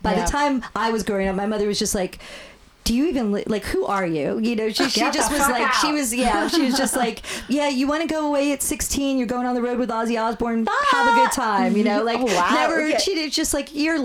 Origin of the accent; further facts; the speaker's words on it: New York, New Jersey, East Coast, United States; moved away; we grew up on the East Coast